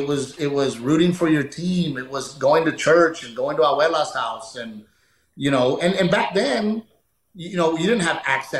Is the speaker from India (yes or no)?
no; Texas, United States; And being a Texan, you know, I get so frustrated because Texas should have another NFL team